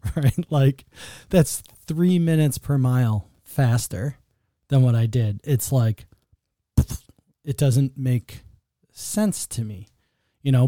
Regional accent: Buffalo, New York, United States; I grew up in Buffalo

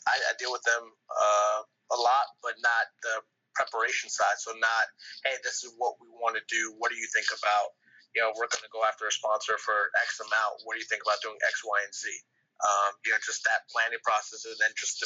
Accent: New York City, New York, United States; now in New Orleans, United States; I'm from New York City

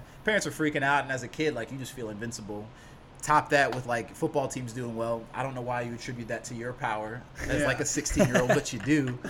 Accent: Lansing, Michigan, United States; moved away; So originally born and raised in Lansing, Michigan

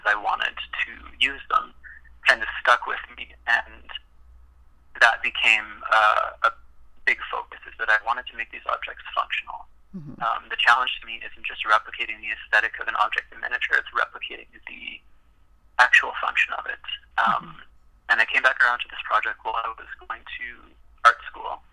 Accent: Regina, Saskatchewan, Canada; moved away as an adult; also born or lived in Calgary, Alberta; I was born and raised in Regina, Saskatchewan, and moved to Calgary, Alberta, to attend university

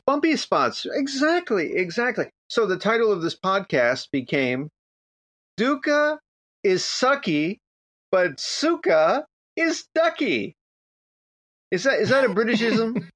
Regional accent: Miami Beach, Florida, United States; I grew up in Miami Beach

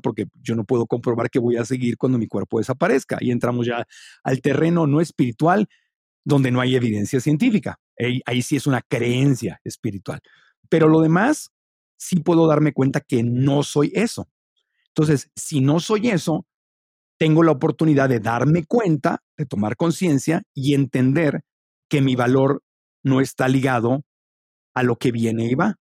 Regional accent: Mexico; also born or lived in Ciudad Obregón, Sonora / Tijuana / Mexico City; soy mexicano

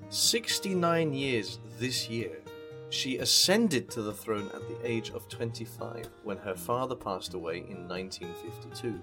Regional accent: United Kingdom; as a British person myself

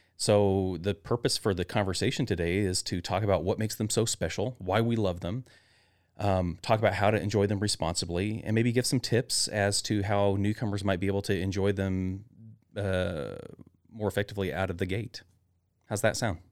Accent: Northwest Arkansas, United States; moved away as an adult; also born or lived in Chattanooga, Tennessee; now in Meridian, United States; growing up in Northwest Arkansas, a rural tiny town

